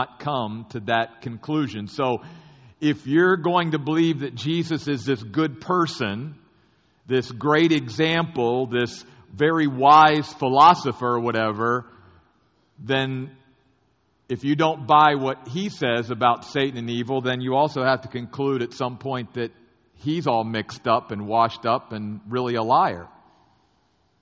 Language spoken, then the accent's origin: English; United States; I grew up very near the Civil War battlefields of both Gettysburg and Antietam